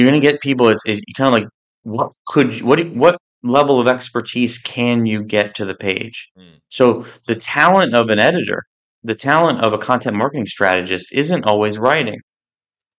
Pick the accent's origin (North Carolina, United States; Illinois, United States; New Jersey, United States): New Jersey, United States; New Jersey shore, United States; I grew up on the New Jersey shore